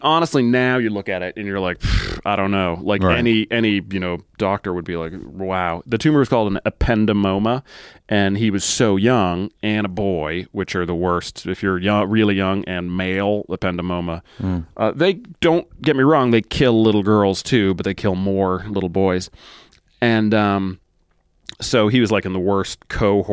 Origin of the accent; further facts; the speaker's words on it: Massachusetts, United States; moved away as an adult; now in London, United Kingdom; I grew up in Massachusetts, I wasn't living there when I met my wife.